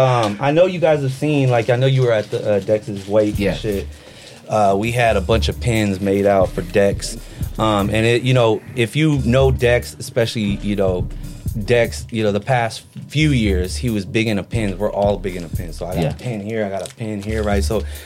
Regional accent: Philippines; but I'm a Filipino motherfucker, so we got pasalubongs for the brothers.

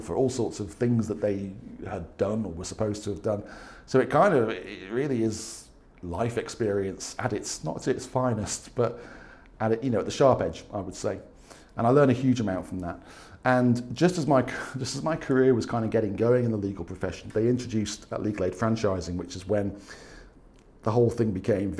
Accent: Wirral Peninsula, North West England, United Kingdom; moved away as an adult; also born or lived in Staffordshire; now in Spain; I am originally from the Wirral Peninsula, which is kind of that little bit that sticks out near Liverpool.

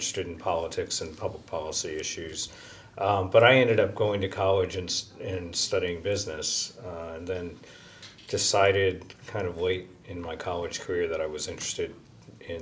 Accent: Kansas, United States; moved away as an adult; also born or lived in Northern Kentucky; I grew up in Kansas and went to high school in Kansas.

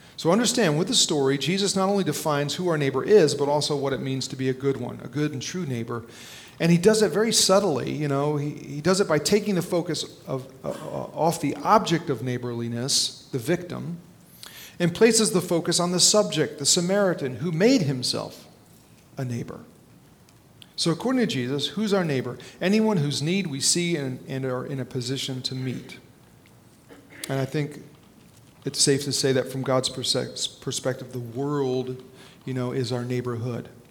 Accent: New Jersey, United States; when I was a little kid growing up in North Jersey

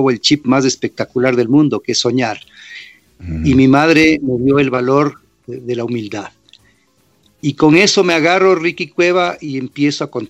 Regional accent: New York, United States; born there; Pero claro, nací en el 65 en Nueva York y mi padre fue un gran restaurador en esas épocas

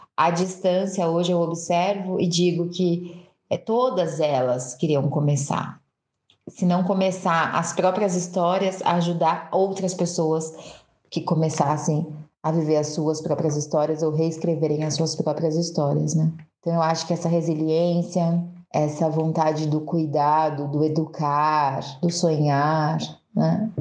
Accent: São Paulo, Brazil; nasci em São Paulo, mas quando a gente. Nasci na periferia de São Paulo, né?

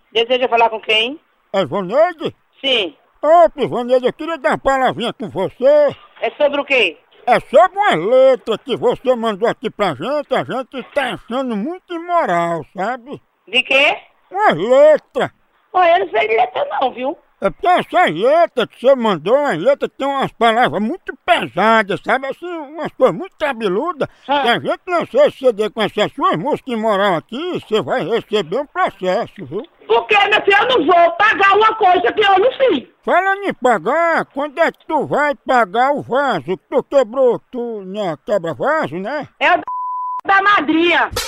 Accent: Salvador, Bahia, Brazil; Nós somos de Salvador, Bahia, bairro Brotas.

